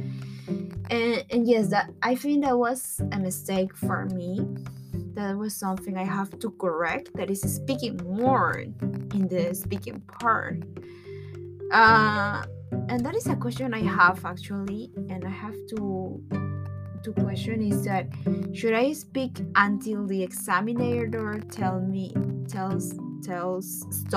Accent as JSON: {"language": "English", "region": "Lima", "country": "Peru", "second_language": "English", "said": "I'm from Peru. I'm from Lima, Peru."}